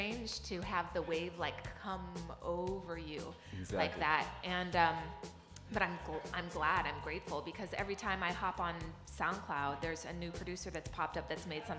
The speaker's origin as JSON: {"language": "English", "region": "California", "country": "United States", "tie": "born or raised there", "also_born_or_lived": "New York City", "moved": "yes", "lives_now": "Los Angeles, United States", "said": "I'm kind of glad that I'm living in California because I am a native Californian."}